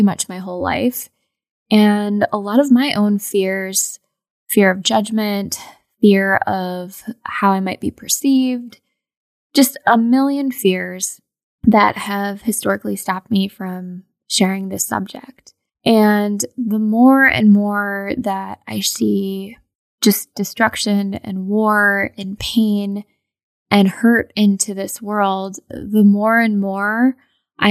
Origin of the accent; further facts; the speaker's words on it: United States; I am obviously Indian American